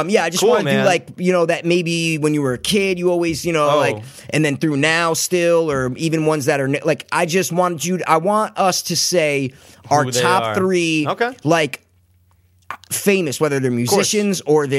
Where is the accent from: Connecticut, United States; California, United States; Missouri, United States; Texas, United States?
Connecticut, United States; Greenwich; So, I was born on January 11th, 1987 at 6:47 p.m. in Greenwich Hospital.